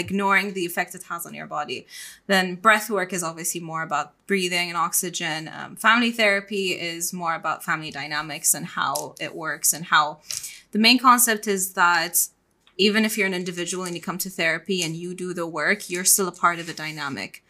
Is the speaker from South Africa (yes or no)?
no; Bahrain; moved away as an adult; also born or lived in Ras Al Khaimah, UAE; I'm born and raised in Bahrain. I'm Bahraini